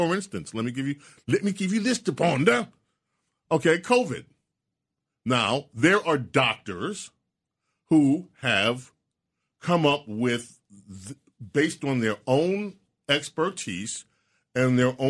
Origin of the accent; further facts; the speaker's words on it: New York, United States; Okay, I am a Dallas Cowboy fan. Born and raised in New York. That's right. All my life.